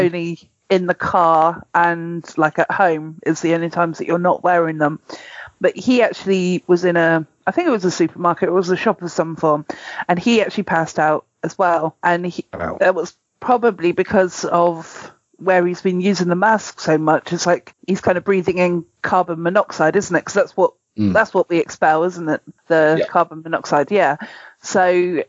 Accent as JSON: {"language": "English", "country": "United Kingdom", "said": "I'm too British"}